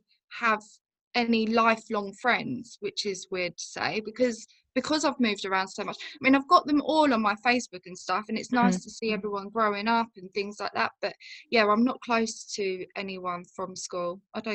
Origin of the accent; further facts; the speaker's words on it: Rugby, West Midlands, United Kingdom; also born or lived in Germany / Bicester; So I was born in Germany and then we came back when I was two, moved to Bicester. So there was a barracks there and then mum and dad split up. So I moved to Rugby with my mum in the Midlands, grew up there for a little while.